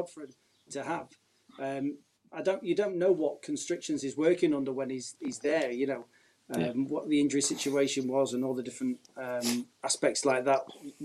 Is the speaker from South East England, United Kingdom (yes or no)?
no; Uttoxeter, West Midlands, United Kingdom; near Derby. I'm from Uchoxeter.